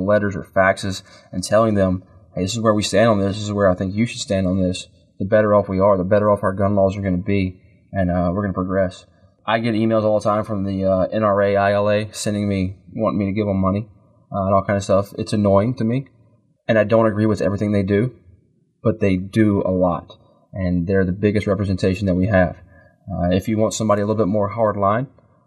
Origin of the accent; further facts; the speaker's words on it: North Carolina, United States; moved away; I'm from North Carolina. I haven't lived there in many, many years.